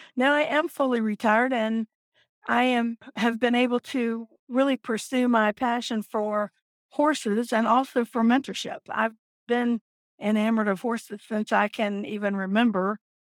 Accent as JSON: {"language": "English", "town": "Virginia Beach", "region": "Virginia", "country": "United States", "tie": "born or raised there", "said": "I am from Virginia Beach, Virginia, and I've lived here my entire life"}